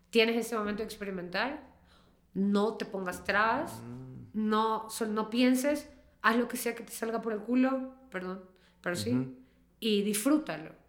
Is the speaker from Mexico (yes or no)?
no; Ecuador; aunque yo soy ecuatoriana